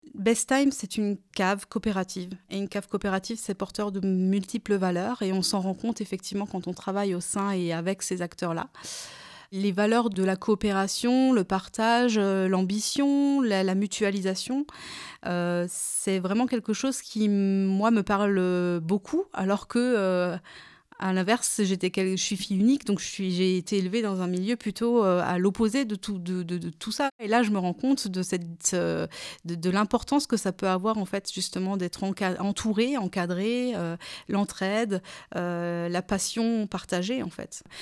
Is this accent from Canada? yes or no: no; Kaysersberg, Grand Est, France; j'ai grandi à Kaisersberg, au pied du Grand Cru Schlossberg